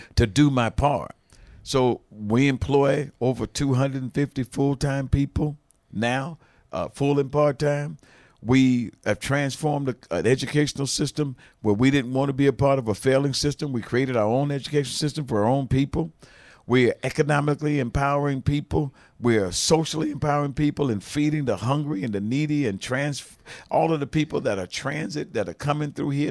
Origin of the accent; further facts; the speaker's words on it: United States; I was from the States in the eighties, in the nineties